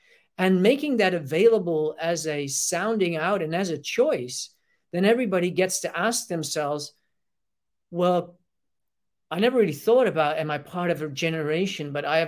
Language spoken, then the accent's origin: English; Australia; to limit ourselves within being maybe identify with the idea that I am Australian, well, I am human